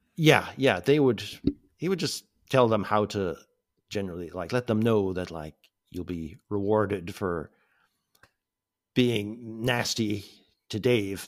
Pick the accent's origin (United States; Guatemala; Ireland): Ireland; Mallow, Munster; moved away as an adult; also born or lived in England; now in Southeast Asia; I was born in Cork, North Cork, uh, in nineteen seventy-five. Um, born onto a family farm